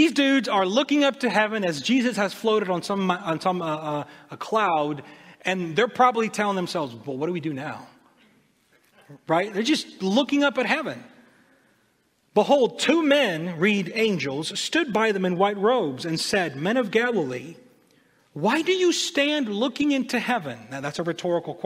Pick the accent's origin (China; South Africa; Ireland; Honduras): Honduras; moved away; also born or lived in United States; I'm from Honduras, but we would come and spend the summer in the States.